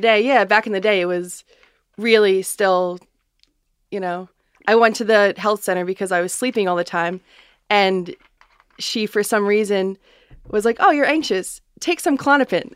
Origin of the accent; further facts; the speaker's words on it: West Islip, New York, United States; I grew up in West Islip.